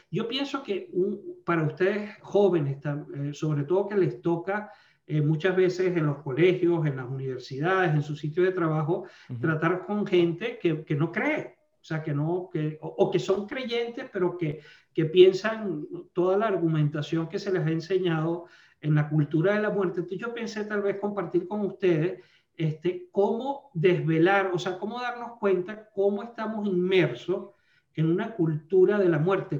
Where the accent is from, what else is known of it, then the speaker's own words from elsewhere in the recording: Venezuela; moved away as an adult; now in Alabama, United States; yo soy nacido en Venezuela, soy venezolano estadounidense